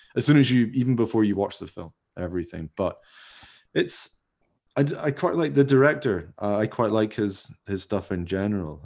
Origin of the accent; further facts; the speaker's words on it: Scotland, United Kingdom; I'm from Scotland